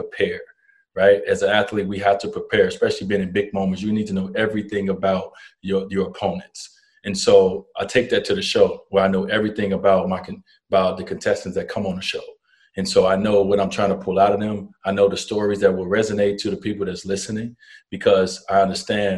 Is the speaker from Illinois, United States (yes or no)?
yes; Chicago, Illinois, United States; accent: country, Mississippi; I come from Chicago